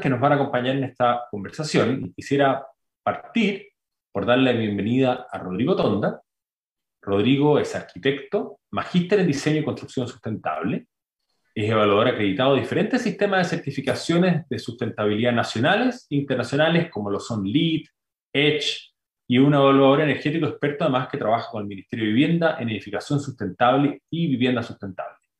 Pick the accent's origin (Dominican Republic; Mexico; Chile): Chile; tenemos como chilenos